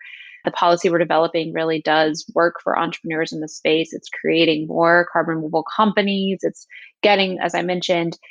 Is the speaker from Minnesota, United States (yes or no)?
no; Southern West Virginia, United States; moved away as an adult; now in Washington, D.C., United States; I'm from Southern West Virginia, little town called Canova, outside of a town called Canova